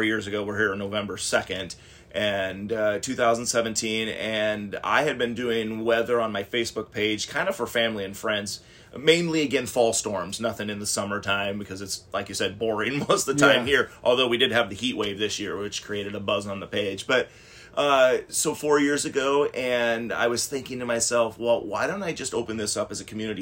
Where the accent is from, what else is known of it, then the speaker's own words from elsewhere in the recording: Laurel, Washington, United States; I grew up in Laurel, which if you're in Whatcom County, you know where Laurel is